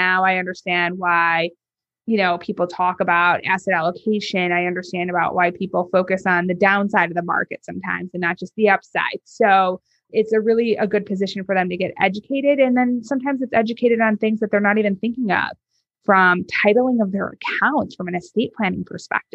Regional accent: North Shore of Chicago, Illinois, United States; I grew up on the North Shore of Chicago, very affluent suburbs

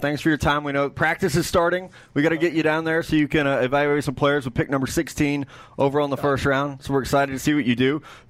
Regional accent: Midwest, United States; we're from the Midwest

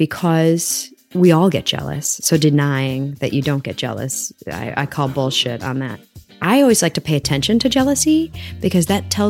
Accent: Evanston, Illinois, United States; also born or lived in Milwaukee / New York City; now in Maplewood, United States; I am originally from Evanston, Illinois, but also Milwaukee, Wisconsin. I now live in Maplewood, New Jersey, after a 20-year stint in New York City.

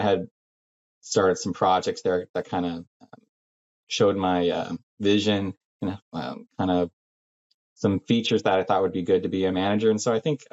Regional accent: Salem, Oregon, United States; I'm from Salem, Oregon.

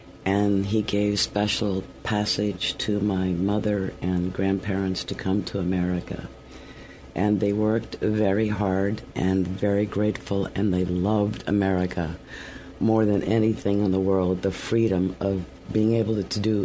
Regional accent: Indianapolis, Indiana, United States; now in New York, United States; I grew up in Indianapolis, Indiana

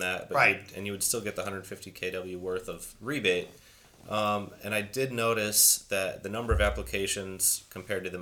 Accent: Springfield, Illinois, United States; That's my hometown

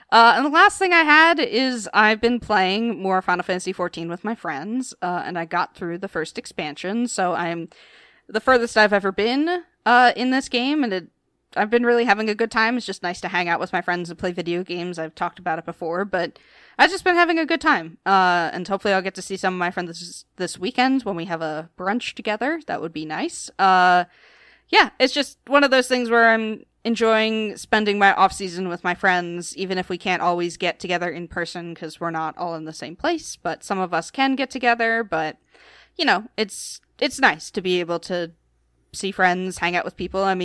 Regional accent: Philadelphia, Pennsylvania, United States; the Philadelphia Phillies, my my hometown team, my baseball team, they're on an eight game winning streak.

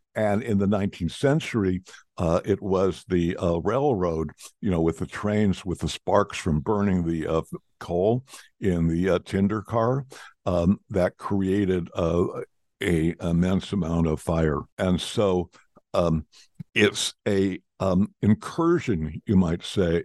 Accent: United States; as American, I speak in Fahrenheit

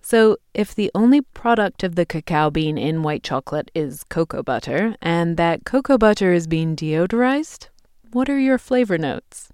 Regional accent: England, United Kingdom; moved away; my home country of England

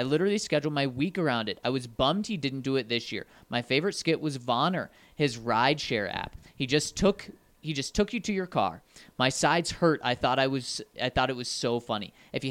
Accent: California, United States; Growing up in California, I have a lot of friends who are Raiders fans.

